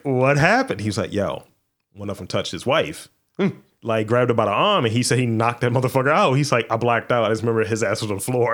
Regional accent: Baltimore, Maryland, United States; I'm from Baltimore

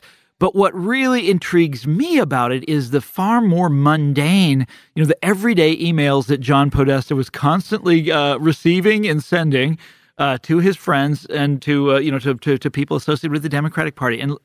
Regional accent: Kansas City, United States; moved away; growing up in Kansas City

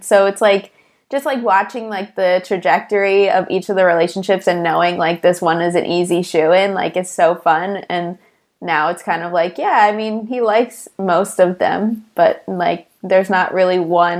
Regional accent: Chicago, Illinois, United States; I have heard of Brittany because we're both from Chicago

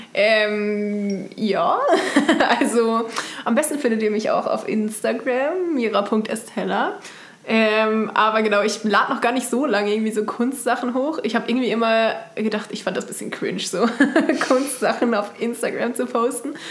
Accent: Baden-Württemberg, Germany; now in Kassel, Germany; ich komme aus Baden ursprünglich

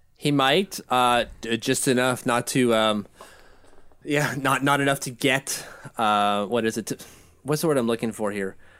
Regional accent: Canada; as a Canadian

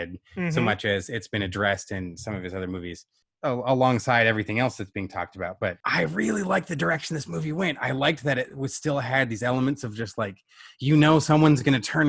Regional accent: United States; as an American

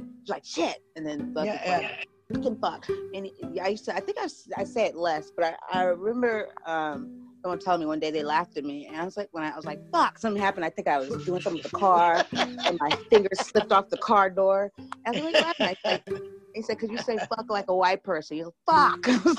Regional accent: San Diego, California, United States; San Diego, California.

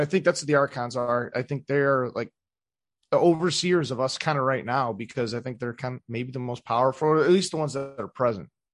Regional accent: Cleveland, Ohio, United States; I'm from the East Side, too

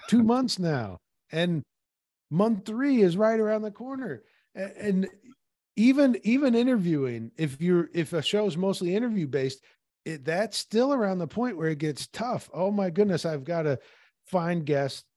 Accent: Peoria, Illinois, United States; when I was growing up in Peoria

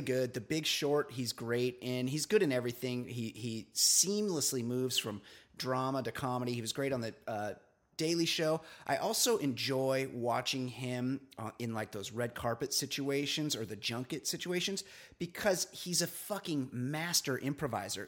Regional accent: Orange County, California, United States; I'm from Orange County

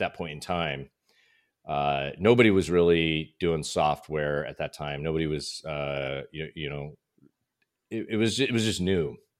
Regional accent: Utah, United States; moved away as an adult; also born or lived in Southern California; now in Scottsdale, United States; I was raised in Utah

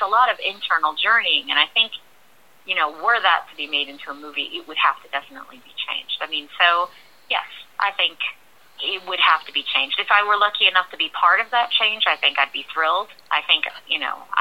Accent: New York City, New York, United States; I am born and raised in New York

